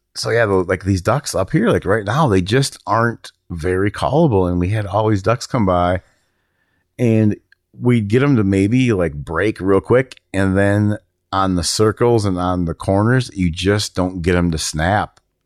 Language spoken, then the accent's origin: English; Minnesota, United States; I grew up around it in Minnesota